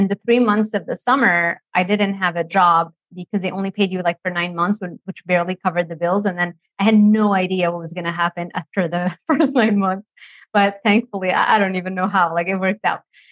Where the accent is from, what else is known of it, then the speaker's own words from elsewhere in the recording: Lebanon; moved away as an adult; also born or lived in Miami, United States; now in United States; I grew up in Lebanon, by the way. So I've moved and became an American like in 2012